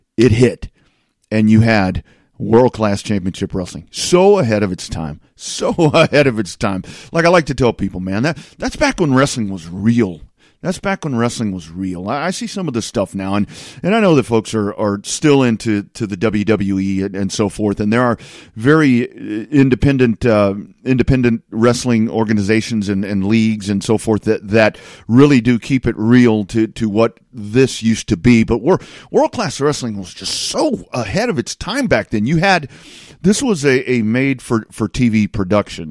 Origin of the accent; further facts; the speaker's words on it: Lockhart, Texas, United States; I, I grew up in Lockhart, just south of Austin